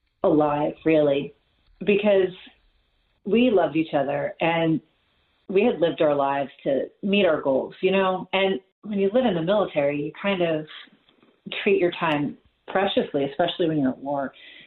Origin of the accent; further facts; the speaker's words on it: New Jersey, United States; born there; Like, I was born in Jersey, and anything.